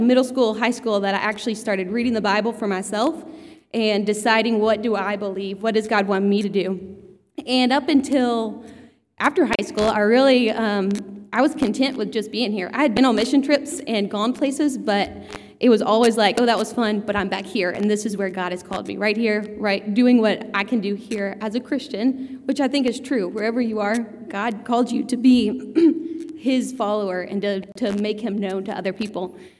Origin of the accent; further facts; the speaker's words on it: Georgia, United States; I grew up in Georgia, like my whole life